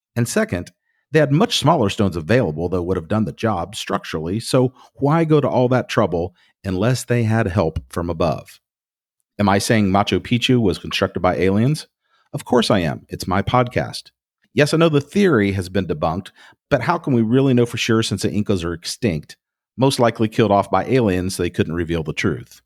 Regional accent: Lebanon, Ohio, United States; I was raised in the Lebanon Presbyterian Church with Woody Harrelson

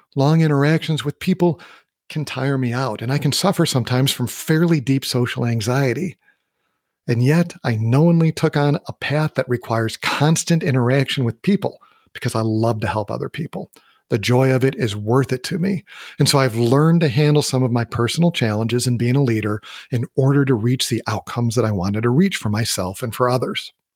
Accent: Midwest, United States; moved away; also born or lived in Colorado; I grew up in the Midwest and I did a lot of hiking in Wisconsin.

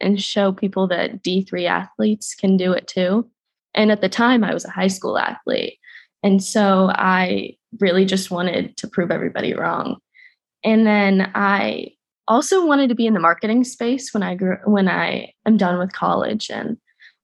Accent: Florida, United States; moved away as an adult; now in Atlanta, United States; I'm a Florida girl through and through

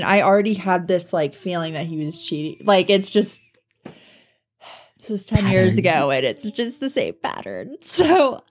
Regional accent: Colorado Springs, Colorado, United States; growing up around Colorado Springs

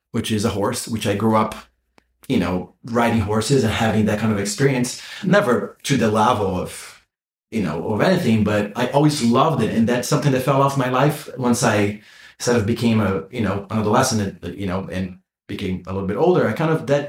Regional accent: Brazil; moved away; In Brazil, yeah. I'm from Brazil.

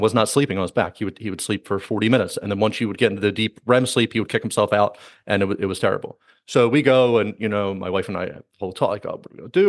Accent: United States; I'm American

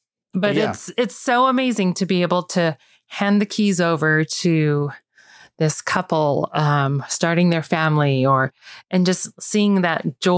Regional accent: Utah, United States; moved away as an adult; also born or lived in California / Austin, Texas; We're really from Utah.

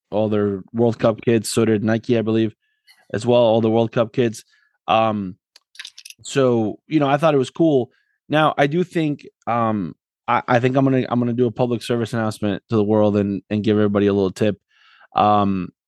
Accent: Argentina; me growing up in Argentina

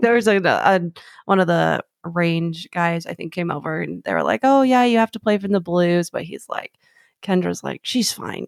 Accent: Arizona, United States; I was born and raised in Arizona

